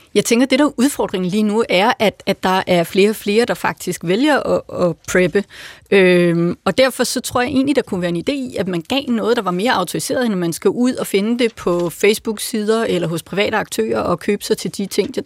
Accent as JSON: {"language": "Danish", "area": "Lolland", "region": "Zealand", "country": "Denmark", "tie": "born or raised there", "moved": "yes", "said": "Jeg voksede op på Lolland"}